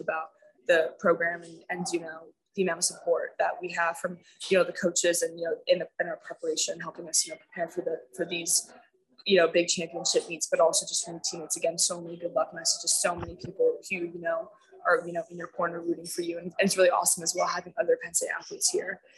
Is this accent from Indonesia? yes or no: no; Bermuda; I went to school there